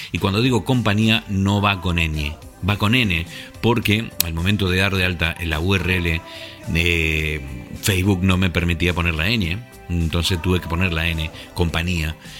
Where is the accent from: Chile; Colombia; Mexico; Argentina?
Argentina; moved away as an adult; also born or lived in La Gomera, Canary Islands, Spain / Asturias, Spain; now in England, United Kingdom; Nací en Argentina, pero a los 30 años me fui a vivir a una isla muy pequeñita y muy hermosa llamada La Gomera, en las Islas Canarias.